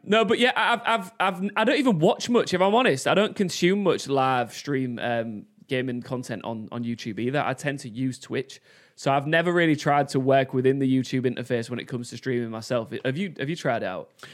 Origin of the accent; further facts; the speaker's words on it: Hull, Yorkshire and the Humber, United Kingdom; I'm from Hull